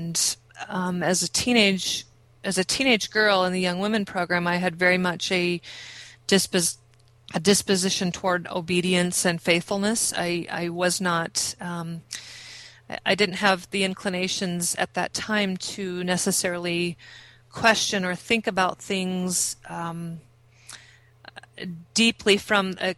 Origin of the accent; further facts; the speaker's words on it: Illinois, United States; also born or lived in Nebraska; I grew up in the state of Illinois. I was actually born in Nebraska